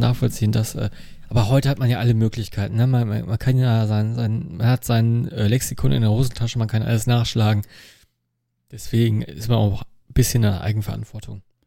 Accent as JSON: {"language": "German", "town": "Dinslaken", "region": "North Rhine-Westphalia", "country": "Germany", "tie": "born or raised there", "said": "quasi aus meiner Heimatstadt"}